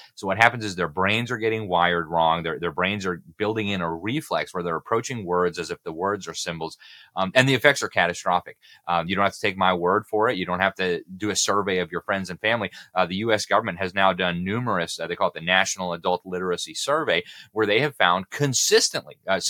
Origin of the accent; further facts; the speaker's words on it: Mexico City, Mexico; I went to a French school in Mexico City, and I still remember like yesterday, my first grade and my second grade teacher drilling us with the sounds of the letter. And it was in Spanish and French